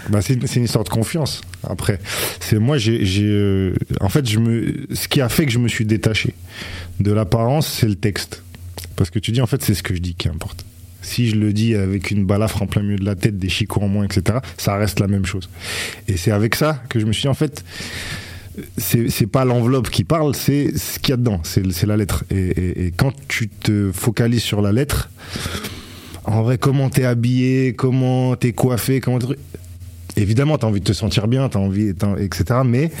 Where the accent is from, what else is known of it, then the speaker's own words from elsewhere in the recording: Grenoble, Auvergne-Rhône-Alpes, France; moved away as an adult; J'ai passé 20 ans, mes 20 premières années à, Grenoble.